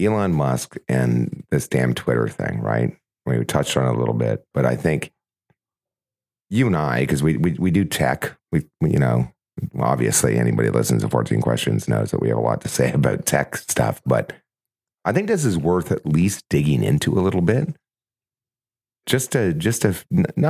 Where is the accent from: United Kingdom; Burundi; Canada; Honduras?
Canada; Ontario; moved away; I'm from Ontario. I was born there